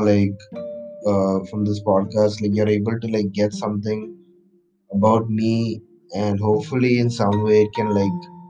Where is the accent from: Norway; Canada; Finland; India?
India; Kochi, Kerala; moved away as an adult; also born or lived in Chennai / Bangalore; Specifically in India, I'm from Kerala, specifically from Kerala. I am I am from Kochi, and I grew up my entire life in Kochi, and I st- I did my entire schooling in Kochi, uh, and then for college I went to Chennai.